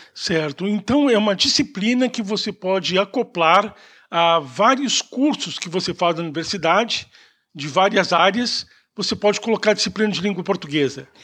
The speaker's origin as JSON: {"language": "Portuguese", "country": "Brazil", "said": "a gente, como brasileiro, apanha para aprender português"}